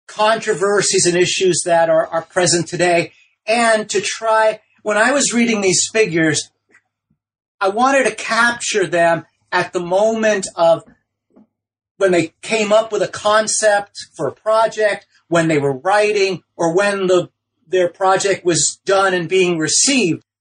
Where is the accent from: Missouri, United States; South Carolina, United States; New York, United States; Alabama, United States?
New York, United States; New York City; also born or lived in Ohio; my background is I'm from New York City, the Bronx, and Brooklyn